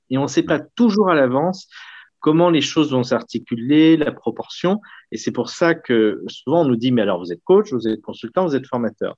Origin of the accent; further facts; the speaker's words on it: Lyon, Auvergne-Rhône-Alpes, France; Et je suis né à Lyon, j'ai fait toutes mes études sur Lyon et j'ai encore mon cabinet à Lyon